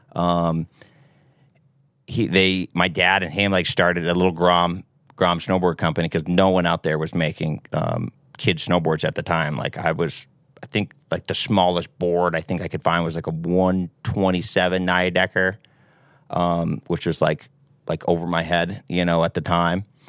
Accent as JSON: {"language": "English", "town": "Seabrook", "region": "New Hampshire", "country": "United States", "tie": "born or raised there", "said": "I'm from Seabrook, New Hampshire, right on the coast, right on the Massachusetts border. Born and raised"}